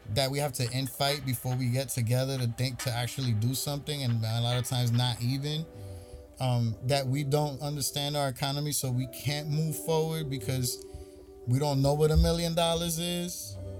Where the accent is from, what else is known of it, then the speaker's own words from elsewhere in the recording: New York City, New York, United States; I'm from Brooklyn